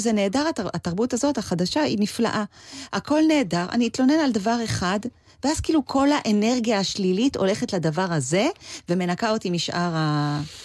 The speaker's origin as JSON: {"language": "Hebrew", "country": "Israel", "also_born_or_lived": "Los Angeles, United States", "moved": "yes", "said": "אני הרי באה מישראל"}